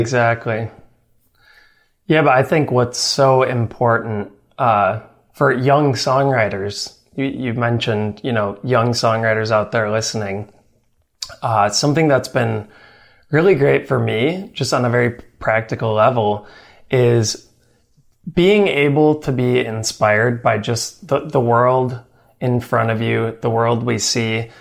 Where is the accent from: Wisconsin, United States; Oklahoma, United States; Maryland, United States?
Wisconsin, United States; my home state of Wisconsin